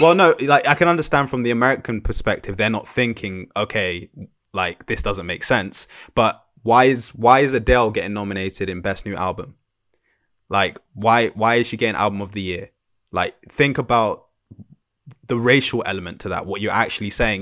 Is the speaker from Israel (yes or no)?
no; Jamaica; as a Jamaican man